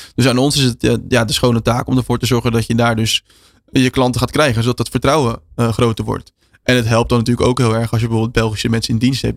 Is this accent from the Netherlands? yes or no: yes; Netherlands; wij als Nederlanders